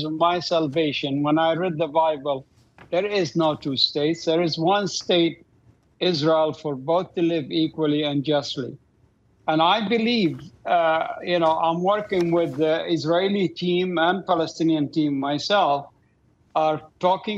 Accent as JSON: {"language": "English", "town": "Doha", "country": "Qatar", "tie": "born or raised there", "moved": "yes", "said": "I grew up in Doha, Qatar."}